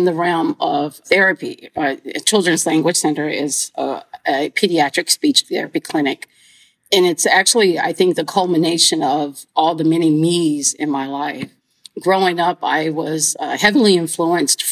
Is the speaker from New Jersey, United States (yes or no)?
no; Houston, Texas, United States; I grew up right here in Houston, Texas, on the southeast end of Houston, Texas